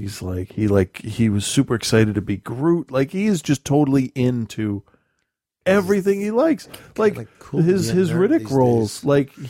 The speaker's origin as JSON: {"language": "English", "region": "Massachusetts", "country": "United States", "said": "I'm like, I'm from Massachusetts. Calm the fuck down."}